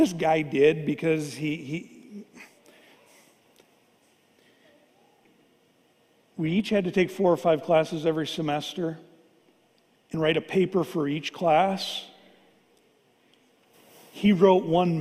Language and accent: English; Fargo, North Dakota, United States; I grew up here in Fargo.